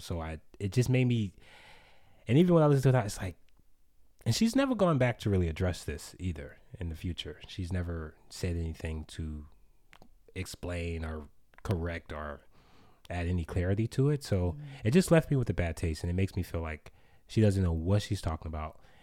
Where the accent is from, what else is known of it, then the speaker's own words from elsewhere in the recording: United States; also born or lived in Sweden; I was from America.